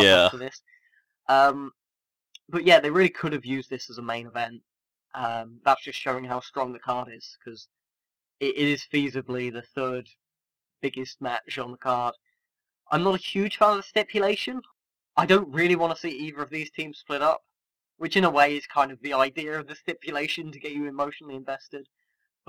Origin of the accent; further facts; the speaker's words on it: United Kingdom; as a British wrestling fan